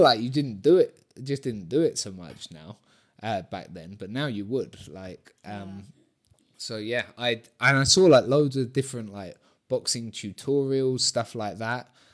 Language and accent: English; Brighton, South East England, United Kingdom; moved away as an adult; also born or lived in London; now in Mallorca, Spain; Brighton, uh, my hometown